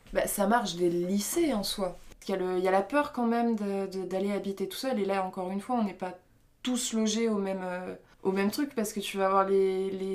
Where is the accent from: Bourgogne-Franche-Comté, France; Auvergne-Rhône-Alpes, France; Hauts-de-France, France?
Bourgogne-Franche-Comté, France; Belfort; j'ai grandi vers Belfort